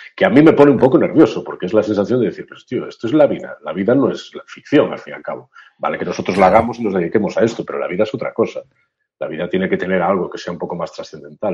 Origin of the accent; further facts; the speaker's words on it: Galicia, Spain; soy de Galicia y he vivido también mucho, muy en contacto con la frontera con Portugal